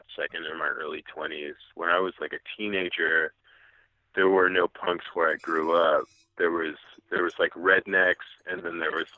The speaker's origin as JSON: {"language": "English", "region": "Western Massachusetts", "country": "United States", "tie": "born or raised there", "moved": "as an adult", "said": "where I grew up in Western Massachusetts"}